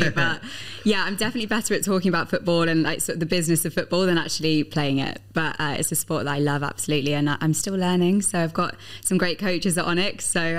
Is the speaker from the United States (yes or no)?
no; England, United Kingdom; And obviously I'm English, so I was very pleased that the Lionesses won the Euros last 100%. Summer.